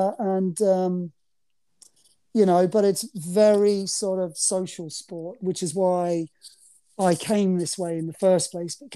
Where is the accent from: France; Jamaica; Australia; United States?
Australia; moved away as an adult; now in United Kingdom; I'm nearly more English than I am Aussie